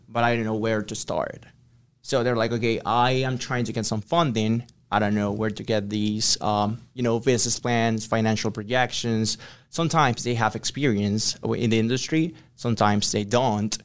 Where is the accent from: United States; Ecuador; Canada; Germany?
Ecuador; English is a second language; moved away as an adult; I'm from Ecuador. So I came here in twenty nineteen